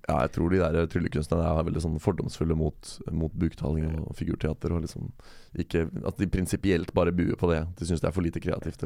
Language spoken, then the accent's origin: Norwegian; Norway; jeg kommer fra Norge